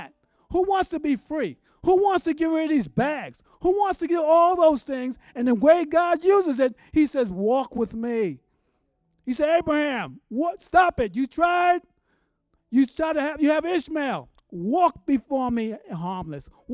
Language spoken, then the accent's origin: English; New York City, New York, United States; moved away; I'm from New York City